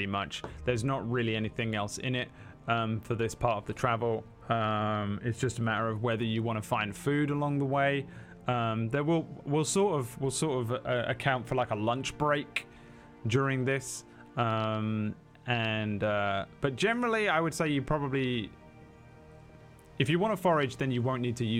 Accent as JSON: {"language": "English", "region": "England", "country": "United Kingdom", "said": "I'm English."}